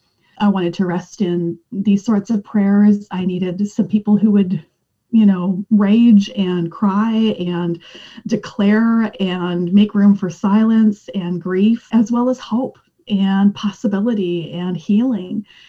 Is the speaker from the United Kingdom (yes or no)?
no; Western Canada, Canada; I grew up in Western Canada